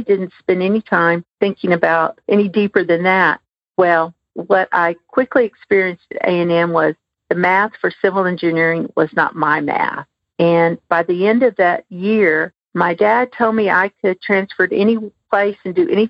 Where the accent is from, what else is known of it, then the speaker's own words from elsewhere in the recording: Elgin, Texas, United States; I grew up in Elgin, which is located outside of Austin